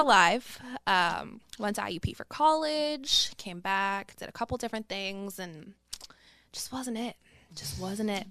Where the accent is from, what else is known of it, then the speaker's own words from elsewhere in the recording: Pittsburgh, Pennsylvania, United States; I grew up in Morningside